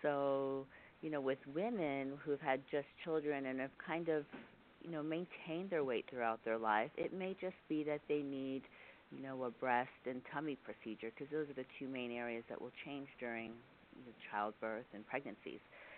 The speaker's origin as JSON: {"language": "English", "region": "Texas", "country": "United States", "said": "I have not always lived here. I came from Texas and then did some training in Pittsburgh, so I've kind of been all over the country."}